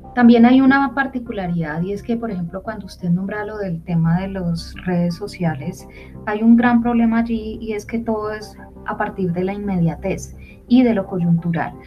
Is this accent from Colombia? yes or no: yes; Colombia; como ciudadanos colombianos